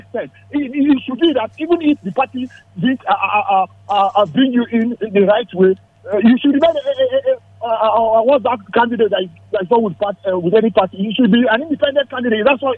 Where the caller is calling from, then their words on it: Nigeria; Yeah, …. I'm calling you from Shaka.